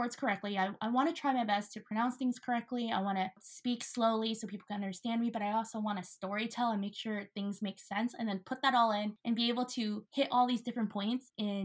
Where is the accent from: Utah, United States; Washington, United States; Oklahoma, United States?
Washington, United States; Tacoma; I grew up in the south end of Tacoma, very, very middle class, lower class